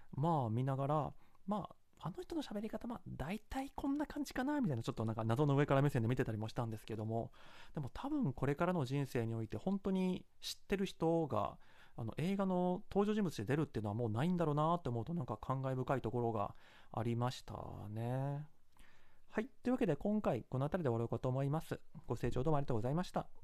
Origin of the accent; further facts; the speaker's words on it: Kansai, Japan; accent: Kansai dialect; 私はまあ関西出身で関西弁は